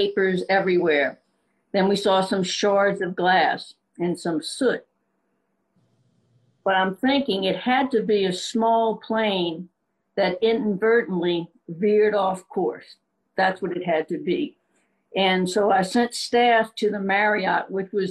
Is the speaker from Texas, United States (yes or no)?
no; Louisiana, United States; I'm originally from the Bayou State. I'm a Cajun.